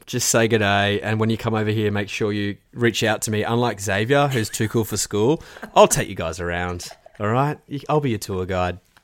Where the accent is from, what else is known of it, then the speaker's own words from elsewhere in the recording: Australia; being an Aussie